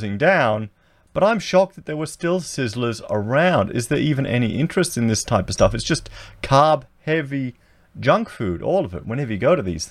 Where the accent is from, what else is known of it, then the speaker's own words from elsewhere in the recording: Coldstream, Victoria, Australia; I remember being a child in the 80s, growing up in Victoria. We were out at Coldstream, near Dandenong and Lilydale